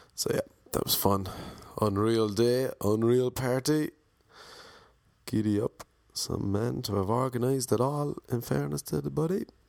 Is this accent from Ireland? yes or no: yes; Ireland; I'm Irish